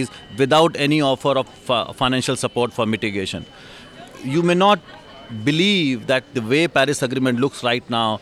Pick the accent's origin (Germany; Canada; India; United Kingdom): India; I come from India